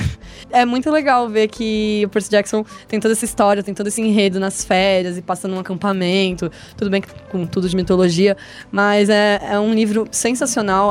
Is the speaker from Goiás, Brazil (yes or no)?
no; Santos, São Paulo, Brazil; moved away; Eu e a Julia somos de Santos